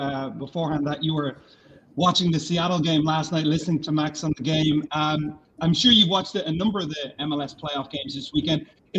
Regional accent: Ireland; moved away as an adult; now in United States; I'm from Ireland.

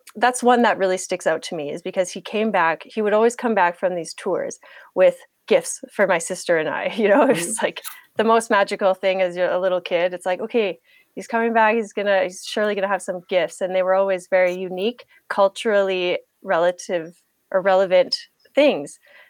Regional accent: Canada; also born or lived in Germany; I'm in Canada right now, and I'm Canadian. I was born in Germany on an army base there.

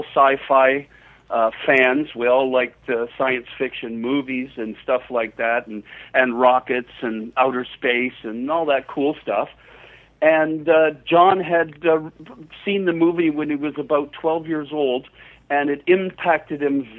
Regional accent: Canada; accent: Canadian; my Canadian accent

